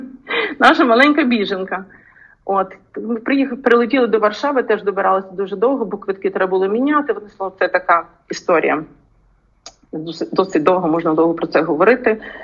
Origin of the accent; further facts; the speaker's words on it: Ukraine; moved away as an adult; also born or lived in United States; я українка